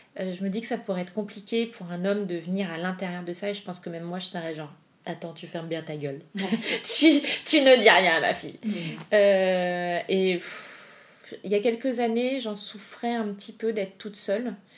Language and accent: French; Paris, Île-de-France, France; also born or lived in Argentina; je suis parisienne, mes parents habitent pas loin de chez moi